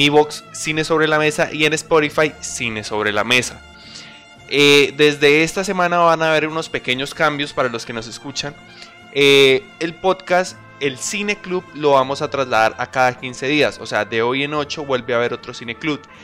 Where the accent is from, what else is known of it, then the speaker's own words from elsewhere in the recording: Colombia; Los tres somos, los tres que estamos hablando el día de hoy, somos colombianos